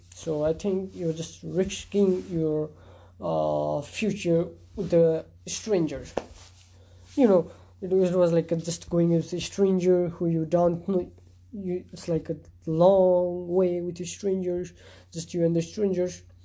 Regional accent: Nepal; in my country, uh, I'm a Hindu Hindu culture, and I'm from Nepal

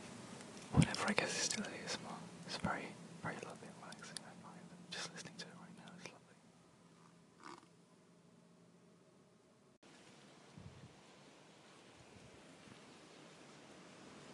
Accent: United Kingdom; accent: British; the Britishness of my accent.

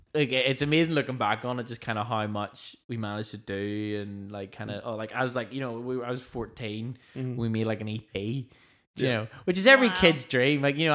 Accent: Banbridge, Northern Ireland, United Kingdom; I also came from Banbridge.

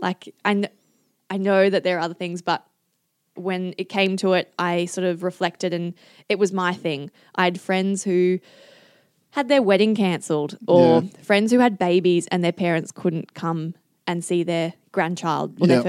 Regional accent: Adelaide, South Australia, Australia; I'm such a family person. I'm from Adelaide. I love my family and I love seeing my family often.

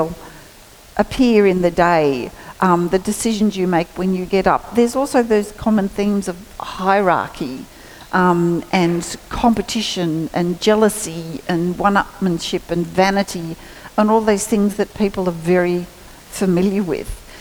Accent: Geraldine, New South Wales, Australia; we were born and raised in Geraldry

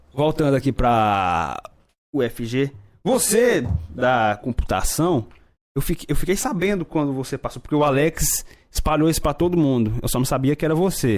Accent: Noroeste, Brazil; região de onde a gente vem, lá da Noroeste

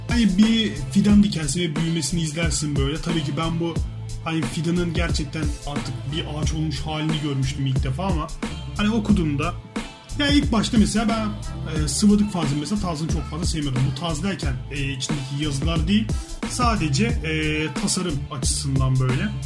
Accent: Istanbul, Turkey; ben İstanbul'da Eyüp Sultan'da büyüdüm

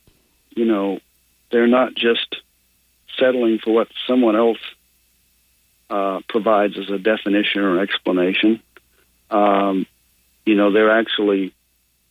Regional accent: Maine, United States; now in Tennessee, United States; I'm originally from Maine. I ended up here in Tennessee because of my interest and my travels

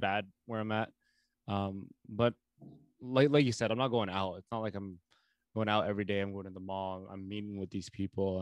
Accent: Winnipeg, Manitoba, Canada; I am from Winnipeg

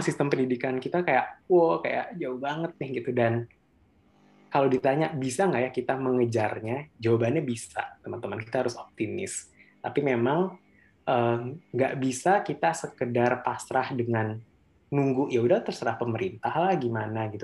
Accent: Bogor, West Java, Indonesia; asalnya dari Bogor dan memang sekarang juga uh, tinggal di Bogor

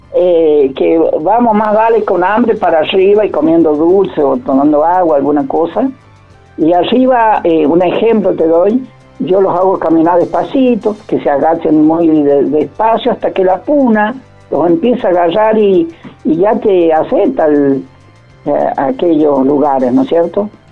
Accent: Iglesia, San Juan, Argentina; soy iglesiano, iglesia pertenece a la, provincia de San Juan

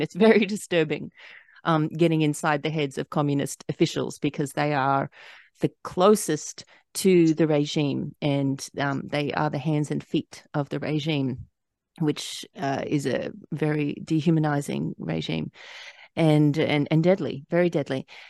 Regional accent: Australia; moved away as an adult; now in United States; I, I was born and raised in Australia, but I, I lived here for twelve years

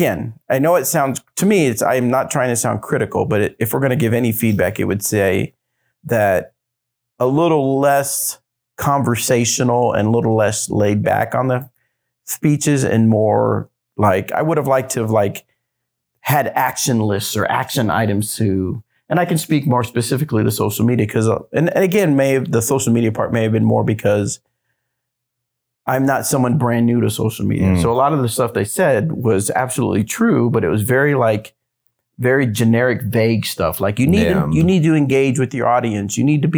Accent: United States; Well, I am American.

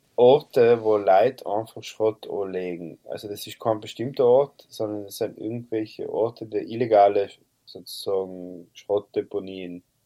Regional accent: South Tyrol, Trentino-Alto Adige, Italy; bei uns in Südtirol

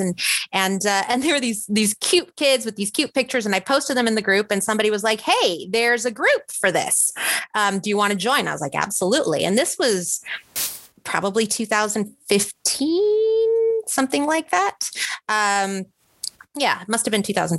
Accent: Mexico City, Mexico; moved away as an adult; also born or lived in Texas; now in Seattle, United States; I'm originally from Mexico City. So I did this the long, hard way. I was in Mexico City. I studied medicine in Mexico

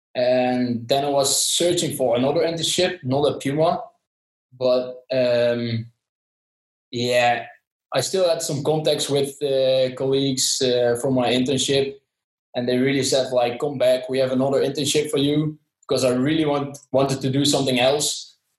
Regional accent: southern Netherlands, Netherlands; from the Netherlands, uh, especially from uh, the south of the Netherlands

